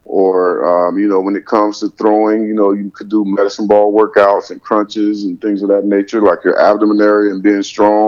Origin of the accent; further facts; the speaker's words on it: the South, United States; growing up in the South